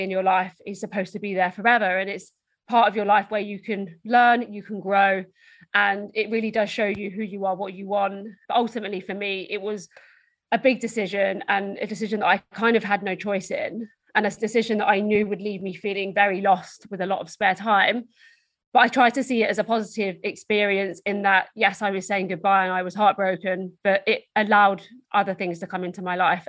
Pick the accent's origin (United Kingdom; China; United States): United Kingdom; Essex, East of England; So I'm from Essex in the UK, which is just outside London.